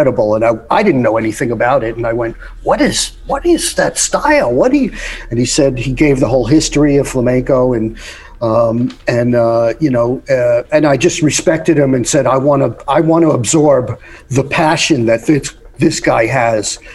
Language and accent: English; New York, United States; I grew up in New York